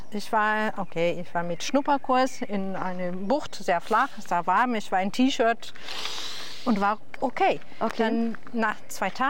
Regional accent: Milan, Lombardy, Italy; German is a second language; Nein, leider. Ich komme aus Mailand.

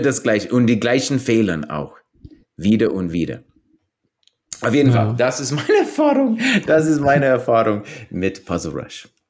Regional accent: New Mexico, United States; German is a second language; moved away; ich bin zum Beispiel in New Mexico aufgewachsen

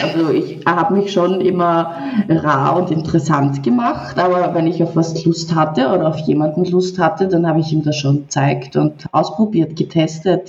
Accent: Vienna, Austria; also born or lived in Nuremberg, Germany; now in Cyprus; 24, komme ursprünglich aus Wien, war dann eine Zeit lang in Nürnberg und jetzt habe ich mich dazu entschlossen, ein bisschen meine Zeit in Zypern zu genießen.

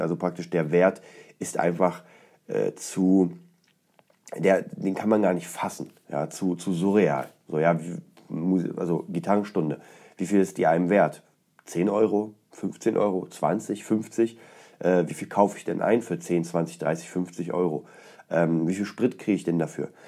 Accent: Poland; moved away; aus Polen ist, aus meiner Heimatstadt

